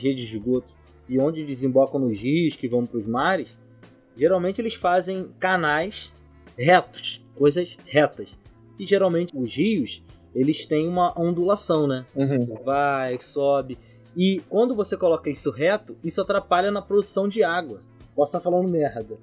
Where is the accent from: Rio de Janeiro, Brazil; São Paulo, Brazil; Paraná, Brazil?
Rio de Janeiro, Brazil; São Gonçalo; Eu sou de São Gonçalo, um periferia e tudo mais.